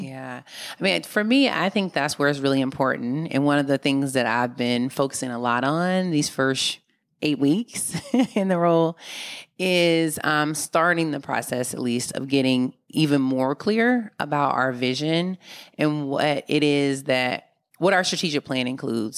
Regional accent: Mississippi, United States; now in Oakland, United States; when I was growing up in Mississippi

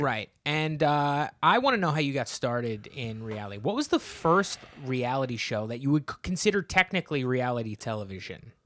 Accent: New Jersey, United States; I'm from New Jersey

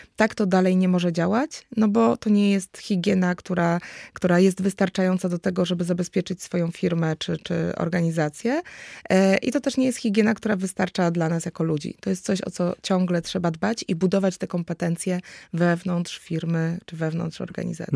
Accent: Kraków, Lesser Poland, Poland; jestem z Nowej Huty z Krakowa

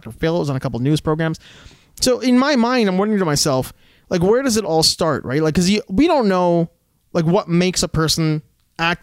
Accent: Alberta, Canada; when we were kids growing up in Alberta

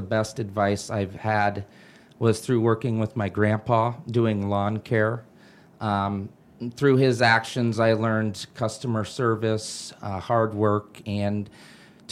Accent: Ankeny, Iowa, United States; also born or lived in Fort Dodge; I was born in Fort Dodge. I moved to Ankeny when I was young and went to Ankeny High School.

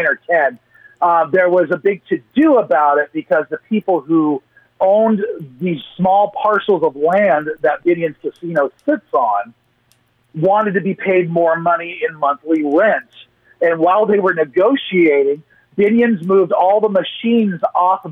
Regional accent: Portland, Oregon, United States; now in Las Vegas, United States; my hometown of Portland

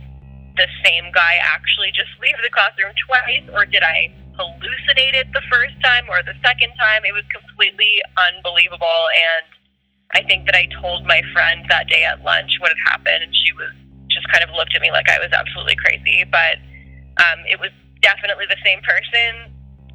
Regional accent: Thornhill, Ontario, Canada; I grew up in Thornhill, just north of Toronto

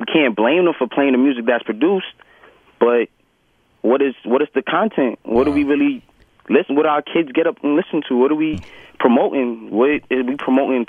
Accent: New York City, New York, United States; I'm from Brooklyn, born and raised, Flappers, Brooklyn

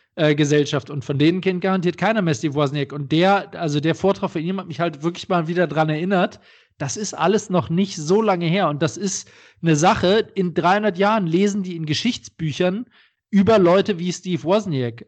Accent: Düsseldorf, North Rhine-Westphalia, Germany; in meiner Heimatstadt in Düsseldorf

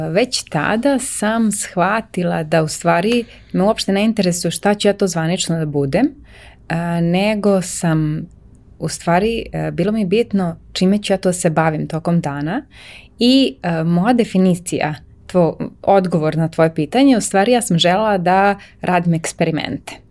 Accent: Novi Sad, Vojvodina, Serbia; ja sam iz Novog Sada, ja sam novosađanka baš

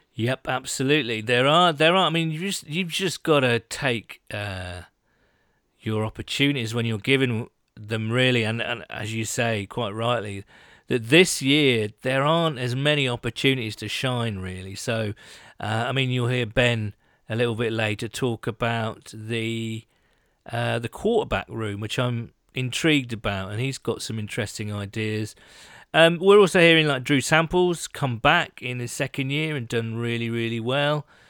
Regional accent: United Kingdom; being British

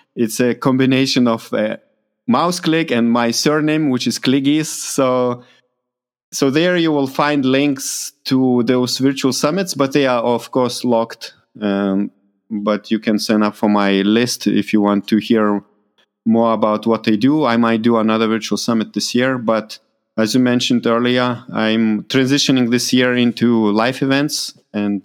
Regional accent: Lithuania; moved away; my home country in Lithuania, Litauen

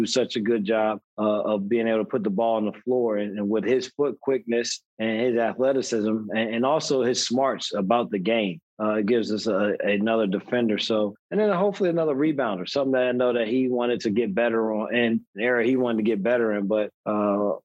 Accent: New Jersey, United States; growing up in New Jersey

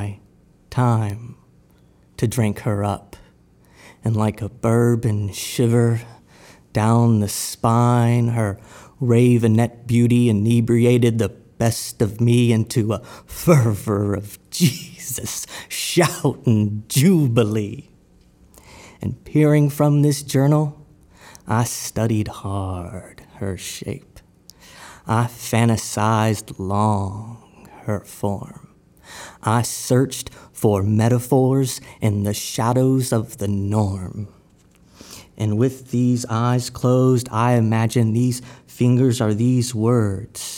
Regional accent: Victoria, Texas, United States; I'm from Victoria, Texas, and I'm a poet.

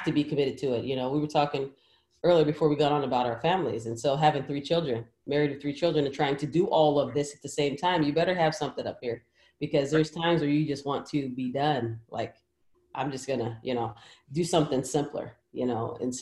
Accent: Portland, Oregon, United States; I'm from Portland, Oregon, you know, the beautiful Pacific Northwest

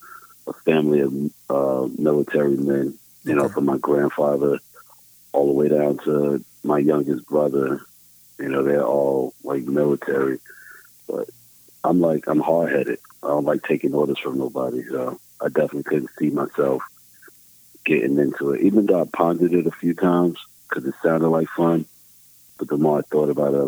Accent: North New Jersey, United States; moved away as an adult; also born or lived in Boston; Originally from born and raised in North New Jersey, spent most of my life there up until about 19. When I was 19, I moved

